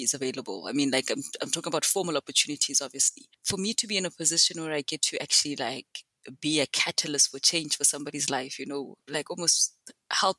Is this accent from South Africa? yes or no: yes; South Africa; also born or lived in Benoni, South Africa; I am South African. I live in a I don't think it's a small, it's not a small town. It's a city, but it has small town mentality and tendencies. It's called Benoni, which is not too far out from Johannesburg